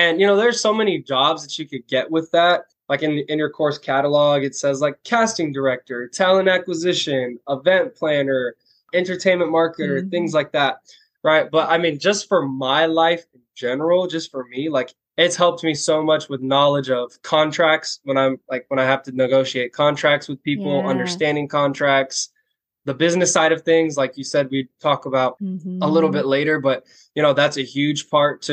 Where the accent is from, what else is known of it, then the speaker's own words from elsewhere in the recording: Orlando, Florida, United States; the first job that I got was dancing for my hometown NBA team, the Orlando Magic